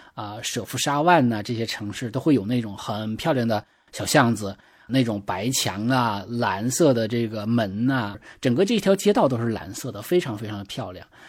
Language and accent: Chinese; China; 我们中国人